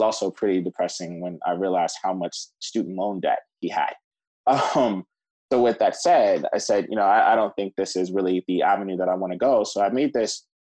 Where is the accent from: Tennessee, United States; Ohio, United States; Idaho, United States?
Ohio, United States; Cleveland; moved away as an adult; also born or lived in New York; I grew up in Cleveland, Ohio